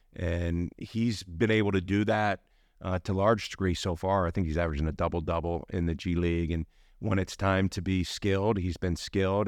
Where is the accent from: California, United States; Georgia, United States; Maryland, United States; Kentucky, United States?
Maryland, United States; Baltimore; moved away as an adult; also born or lived in Milwaukee, Wisconsin / Park City, Utah; now in Salt Lake City, United States; I grew up in Baltimore, um, right between B W I and Baltimore City